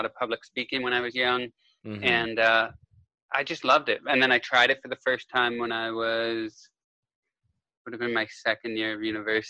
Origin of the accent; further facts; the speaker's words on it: Kitchener, Ontario, Canada; moved away as an adult; now in United States; I grew up in Kitchener, Ontario, Canada.